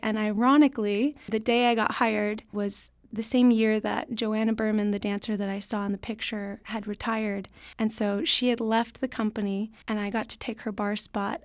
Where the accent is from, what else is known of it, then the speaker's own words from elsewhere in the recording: South Lake Tahoe, California, United States; I grew up in South Lake Tahoe, California, with no ballet training